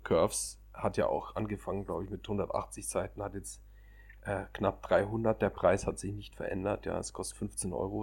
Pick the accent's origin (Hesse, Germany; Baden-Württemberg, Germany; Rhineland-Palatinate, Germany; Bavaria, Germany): Bavaria, Germany; Munich; Ich bin als Münchner generell viel in den Bergen